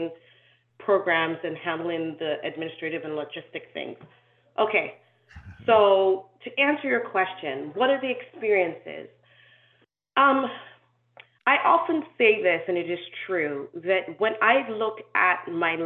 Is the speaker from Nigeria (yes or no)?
yes; Nigeria; also born or lived in Canada / Sierra Leone; I was born in Canada, I grew up in Nigeria, but I'm from Sierra Leone because in my culture, you're where your father's from.